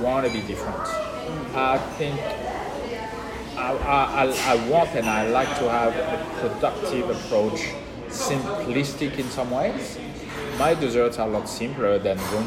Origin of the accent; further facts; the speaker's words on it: France; accent: French; now in Australia; I'm Australian with a French accent